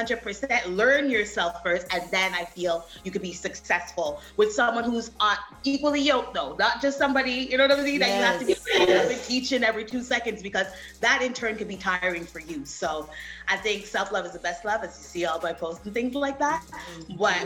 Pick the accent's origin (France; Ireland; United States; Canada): Canada; I'm Canadian